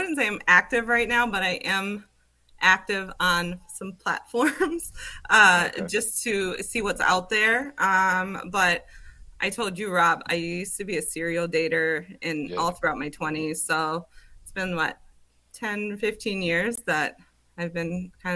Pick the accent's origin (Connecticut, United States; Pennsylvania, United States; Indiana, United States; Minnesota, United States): Minnesota, United States; moved away as an adult; also born or lived in Las Vegas / Seattle; I'm from Minnesota